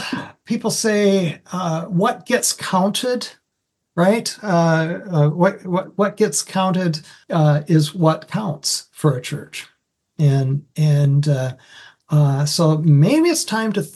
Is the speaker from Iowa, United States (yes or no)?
yes; Iowa, United States; moved away as an adult; also born or lived in Anoka, Minnesota; now in Minnesota, United States; I was first hired coming up from Iowa to Minnesota by a church up in Anoka